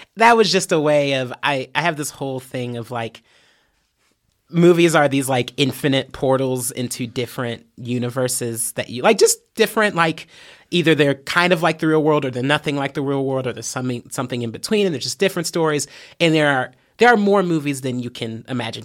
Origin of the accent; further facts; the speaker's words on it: Fort Wayne, Indiana, United States; moved away as an adult; now in Bloomington, United States; I was raised in Fort Wayne, um, I was born there